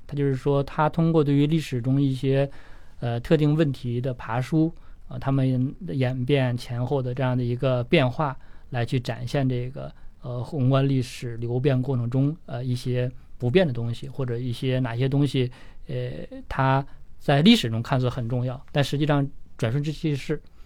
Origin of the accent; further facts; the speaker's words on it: China; 我们中国人